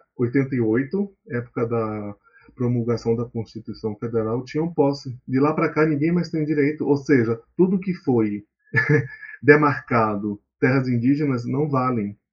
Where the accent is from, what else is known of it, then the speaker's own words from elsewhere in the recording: Amazon, Brazil; moved away as an adult; also born or lived in Rondônia; now in São Paulo, Brazil; eu sou amazônida, que é um termo que a gente usa na Amazônia para reafirmar nossa identidade